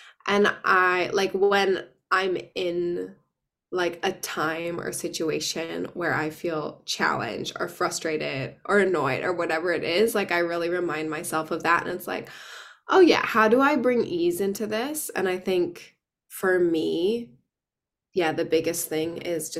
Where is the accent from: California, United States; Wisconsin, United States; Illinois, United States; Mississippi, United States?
Wisconsin, United States; moved away as an adult; also born or lived in San Francisco; now in Sydney, Australia; I am originally from Wisconsin